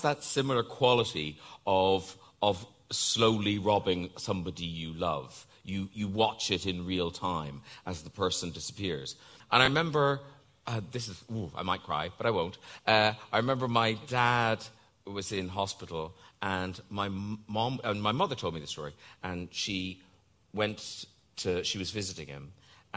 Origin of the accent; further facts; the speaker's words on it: Ireland; moved away as an adult; growing up in Ireland in the, you know, I was 63, so the 60s, the 70s, the early 80s.